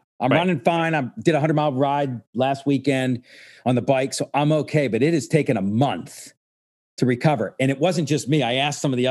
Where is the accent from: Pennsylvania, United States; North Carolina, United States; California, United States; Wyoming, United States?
Pennsylvania, United States; Pittsburgh; moved away; also born or lived in New York; my hometown, right at Point State Park in Pittsburgh